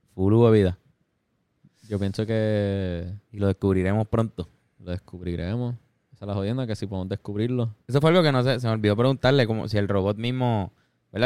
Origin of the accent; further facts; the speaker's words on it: Puerto Rico; siendo puertorriqueño